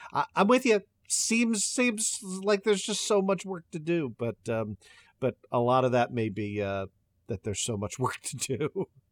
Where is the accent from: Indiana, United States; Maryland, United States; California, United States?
Maryland, United States; my home state of Maryland